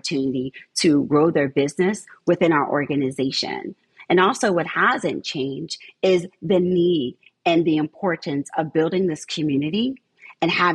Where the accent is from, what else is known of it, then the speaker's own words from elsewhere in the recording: Southern New Jersey, United States; moved away as an adult; now in St. Petersburg, United States; I grew up in Southern New Jersey